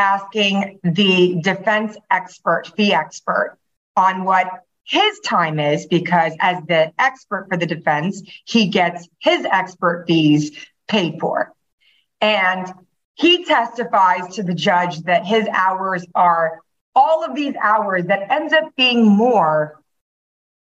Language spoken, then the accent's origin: English; Taiwan; now in Miami, United States; I'm from Taiwan originally